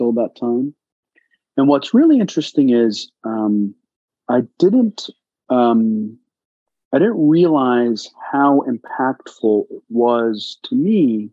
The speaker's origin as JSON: {"language": "English", "town": "Carlisle", "region": "Pennsylvania", "country": "United States", "tie": "born or raised there", "also_born_or_lived": "Afghanistan / Pakistan", "said": "where my family was brought to America was a place called Carlisle, Pennsylvania"}